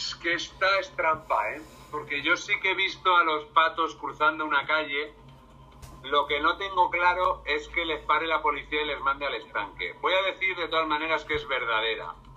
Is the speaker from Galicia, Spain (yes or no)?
no; Salamanca, Castile and León, Spain; Yo soy de Salamanca